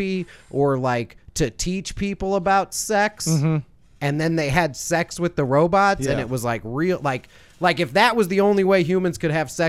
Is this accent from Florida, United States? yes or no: no; Evanston, Illinois, United States; where I grew up, one of the places everyone I went to high school with ate pizza from is called Gigio's. It's in Evanston.